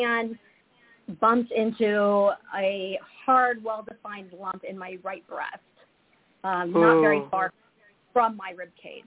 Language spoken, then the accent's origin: English; Lincoln, Nebraska, United States; also born or lived in Omaha, Nebraska; I was born and raised in Nebraska, so I'm a Midwest girl at heart. I was born in Omaha. I was raised in Lincoln